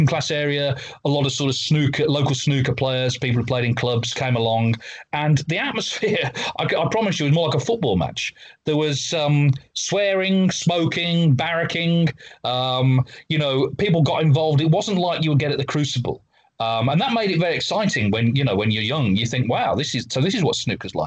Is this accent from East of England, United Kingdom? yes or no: no; Walsall, West Midlands, United Kingdom; I grew up in Walsall in the West Midlands in England